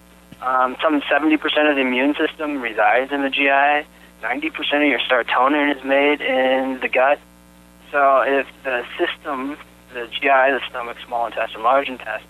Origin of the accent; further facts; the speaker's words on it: Boulder, Colorado, United States; I grew up in Boulder, Colorado